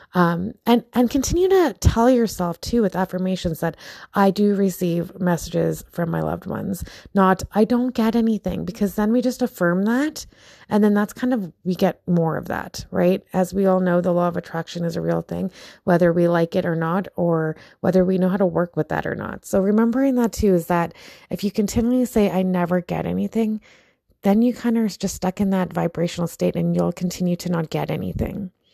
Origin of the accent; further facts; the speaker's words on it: Philippines; I'm Filipino